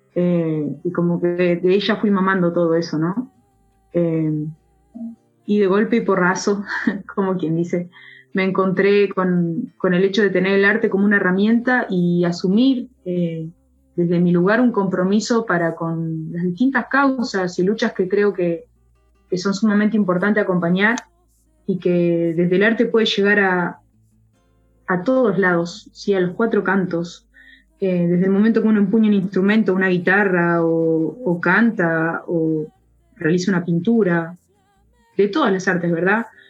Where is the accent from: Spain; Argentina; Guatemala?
Argentina; mi pueblo natal de Calufú